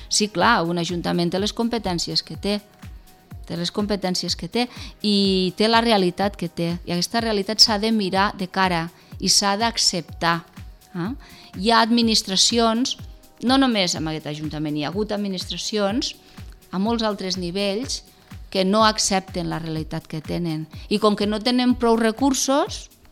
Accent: Tremp, Catalonia, Spain; jo sóc de Trem

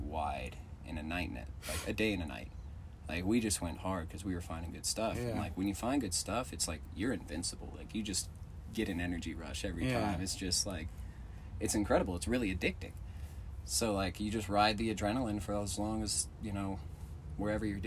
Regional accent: California, United States; moved away; I grew up in California diving out there.

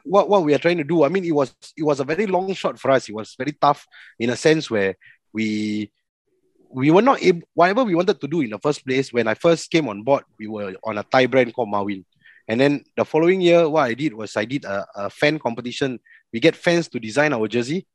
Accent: Singapore; as Singaporeans

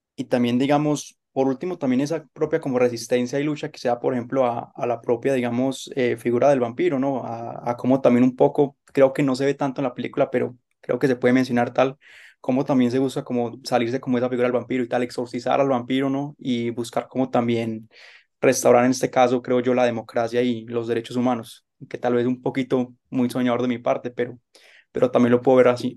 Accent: Colombia; como colombiano

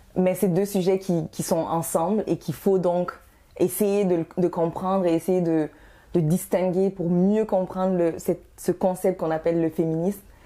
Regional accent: Canada; also born or lived in Guinea; Je suis d'origine guinéenne, mais ça fait, euh, vingt, vingt-et-un ans que je suis en, au Canada. Donc, je suis canadienne et guinéenne

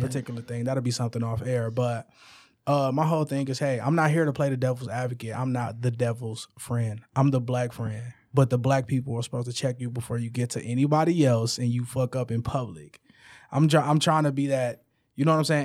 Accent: Detroit, Michigan, United States; I'm from the west side of Detroit. I'm from Puritan, between Illinois and Wyoming

